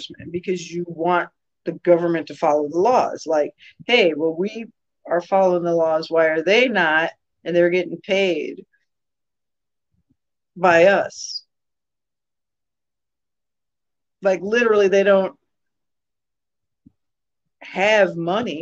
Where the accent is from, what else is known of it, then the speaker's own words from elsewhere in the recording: a town a few towns over from Aurora, Illinois, United States; accent: Chicago accent; I am from a town a few towns over from Aurora. My accent is a Chicago accent